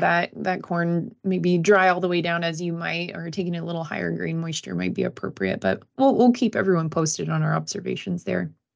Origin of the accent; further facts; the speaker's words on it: Fulton County, Illinois, United States; also born or lived in Florida; I grew up in Fulton County, Illinois, so West Central